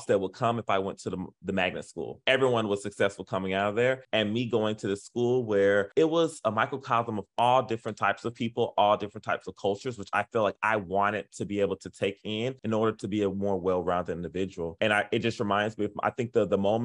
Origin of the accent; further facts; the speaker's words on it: Miami, Florida, United States; moved away as an adult; also born or lived in Charlotte, North Carolina; now in Memphis, United States; I'm originally from Miami-Dade, Florida.